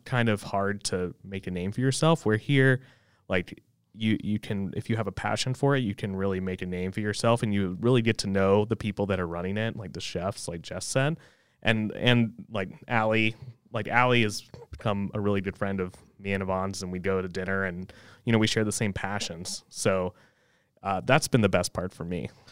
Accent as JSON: {"language": "English", "town": "Fort Mill", "region": "South Carolina", "country": "United States", "tie": "born or raised there", "also_born_or_lived": "New York", "said": "I grew up in Fort Mill. Um, Fort Mill High, Yellow Jackets"}